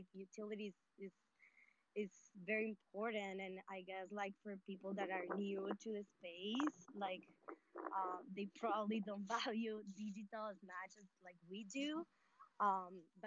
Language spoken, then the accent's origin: English; Colombia; I'm from Colombia